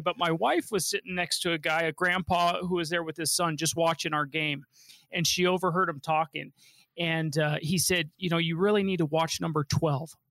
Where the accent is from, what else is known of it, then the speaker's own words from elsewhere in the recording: Denver, Colorado, United States; I grew up here in Denver and they've been here, you know, since I was born